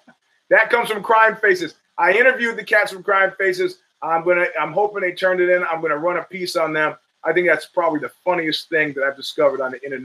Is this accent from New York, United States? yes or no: yes; New York City, New York, United States; now in California, United States; And I said, Flatbush.